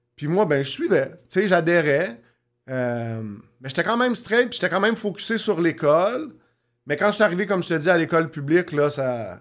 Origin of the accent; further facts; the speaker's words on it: Montreal, Quebec, Canada; je un gars de Montréal, centre-ville de Montréal. J'ai déménagé pas mal, mais toujours dans le coin du centre-ville.